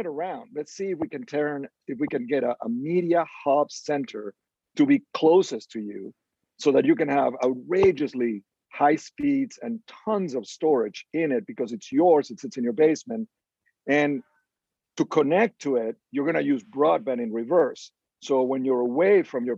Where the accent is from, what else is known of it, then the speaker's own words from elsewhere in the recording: Venezuela; moved away; we grew up in Venezuela, and my dad was an electric engineer and ran the operations side of the telephone company for the country